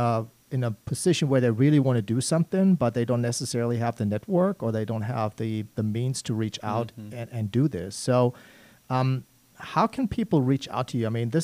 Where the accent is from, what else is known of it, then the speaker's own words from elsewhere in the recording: Germany; English is a second language; moved away; I see myself as an immigrant. I came here in 1995 from Germany.